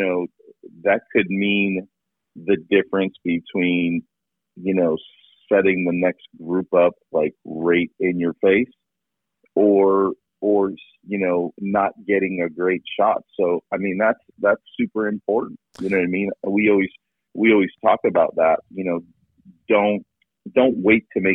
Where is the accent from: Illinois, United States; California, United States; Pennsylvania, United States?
Pennsylvania, United States; we grew up in Pennsylvania, where it was, you know, deer hunting